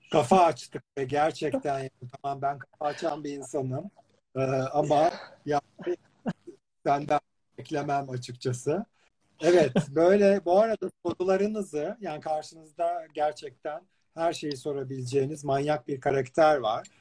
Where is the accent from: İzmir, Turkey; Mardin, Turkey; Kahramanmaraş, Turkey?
İzmir, Turkey; ben de İzmirliyim